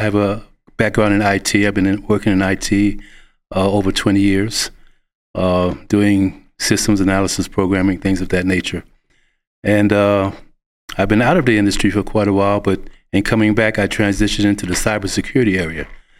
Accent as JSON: {"language": "English", "town": "New York City", "region": "New York", "country": "United States", "moved": "as an adult", "lives_now": "Lubbock, United States", "said": "And I am not from Lubbock. I am originally from New York City. I've been here all of 1 year, exactly. Came here January 6th of last year."}